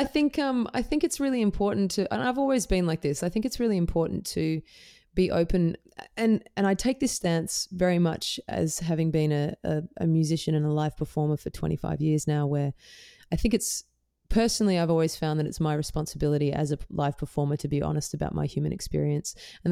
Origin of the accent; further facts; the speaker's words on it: Perth, Western Australia, Australia; also born or lived in Melbourne / Netherlands; Yeah, I grew up in Perth in Western Australia, and I lived in Melbourne for quite some time. But I also lived in Holland for a portion of my early teen years.